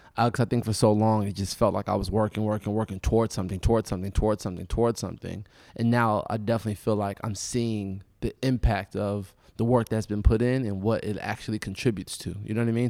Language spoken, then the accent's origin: English; United States; as an American, as a Black person